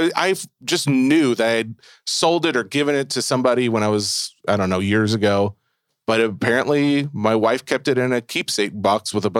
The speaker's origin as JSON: {"language": "English", "region": "Tennessee", "country": "United States", "said": "This is how they sound. I can say that. I'm from Tennessee."}